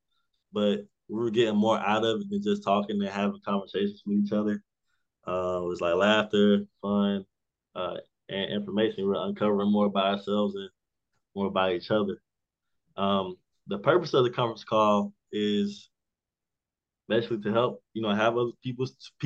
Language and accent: English; South Carolina, United States; Born and raised in South Carolina.